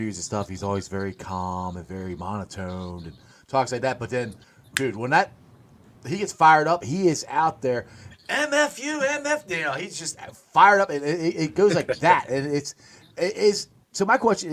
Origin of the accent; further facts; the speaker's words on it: Cincinnati, Ohio, United States; Growing up in Cincinnati